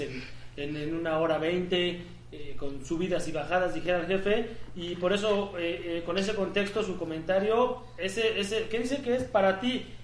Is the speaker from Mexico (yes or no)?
yes; Mexico; ya sé que somos mexicanos